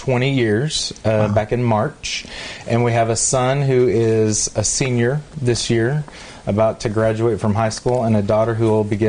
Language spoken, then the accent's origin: English; Dallas, Texas, United States; So I've lived in Texas my whole life. My father is a pastor. My grandfather was a pastor. Actually, my dad's retired now, but he was a pastor. Grew up in the Dallas area. Went to high school in the Dallas area.